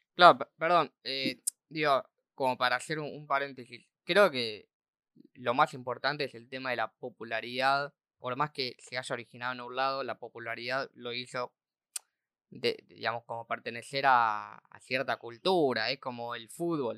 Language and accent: Spanish; La Plata, Buenos Aires Province, Argentina; somos todos de La Plata